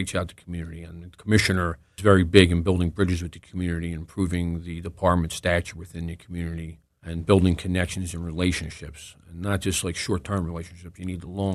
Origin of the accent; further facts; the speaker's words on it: Philadelphia, Pennsylvania, United States; I was born and raised in the city